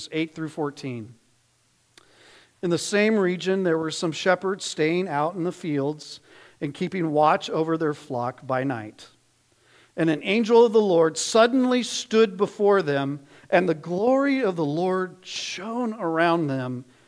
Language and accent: English; Phoenix, Arizona, United States; moved away; I grew up in Phoenix, Arizona